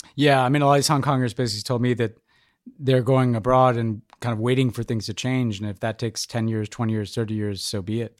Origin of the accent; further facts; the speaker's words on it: United States; as an American